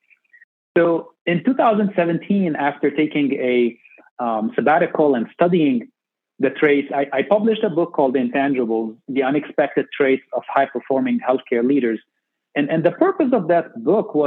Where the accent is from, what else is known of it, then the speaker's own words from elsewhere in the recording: Beirut, Beirut Governorate, Lebanon; moved away as an adult; also born or lived in Minnesota, United States / San Antonio, United States; now in United States; I grew up in Beirut, Lebanon